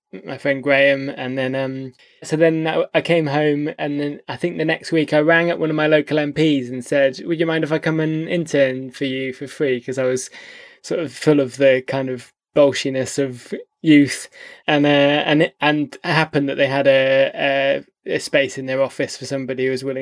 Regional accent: Stroud, South West England, United Kingdom; moved away as an adult; also born or lived in London / York; moved to London, what was that, 2006, I think it was, from my hometown Stroud in Gloucestershire

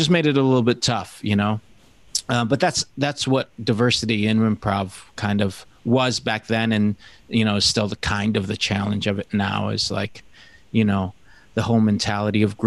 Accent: Detroit, Michigan, United States; moved away; also born or lived in New York; I'm from Detroit

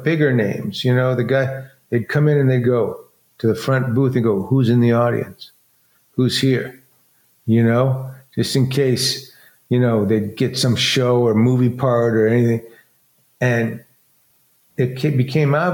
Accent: Detroit, Michigan, United States; born or raised there; moved away

